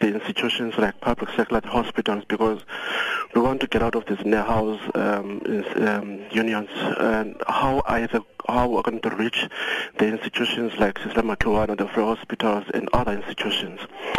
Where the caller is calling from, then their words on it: Tanzania; My question, I'm calling from Tanzania.